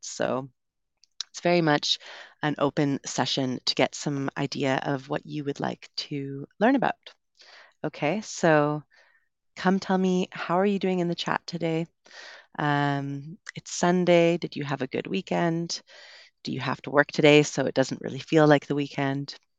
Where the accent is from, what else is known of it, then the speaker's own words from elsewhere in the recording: Canada; accent: Canadian; moved away as an adult; also born or lived in United Kingdom; now in Medellin, Colombia; I grew up in Canada, so we learned and we speak in the way that this would be usually singular